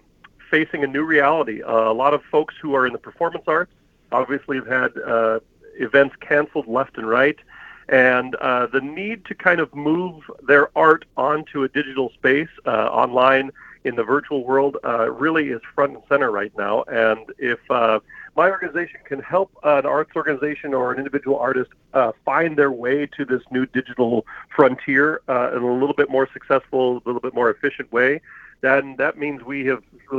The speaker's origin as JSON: {"language": "English", "town": "Eugene", "region": "Oregon", "country": "United States", "tie": "born or raised there", "moved": "as an adult", "lives_now": "Minnesota, United States", "said": "I grew up on the West Coast. I'm a Eugene, Oregon kid, and I came out to Minnesota in the late 90s to attend St. Olaf College"}